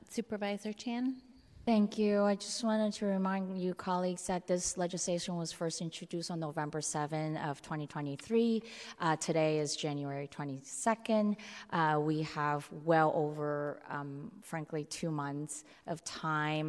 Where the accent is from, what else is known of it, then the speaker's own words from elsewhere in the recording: San Francisco, California, United States; I grew up in San Francisco's Chinatown, uh, bordering North Beach